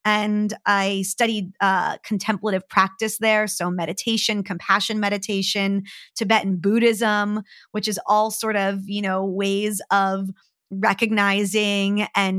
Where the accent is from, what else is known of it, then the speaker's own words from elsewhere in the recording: New Jersey, United States; So I grew up hating the winter. I'm from New Jersey, just outside of New York in the US. I grew up at the Jersey Shore. So, you know, summer is king there, you know, grew up by the beach and really loved summer as the best season.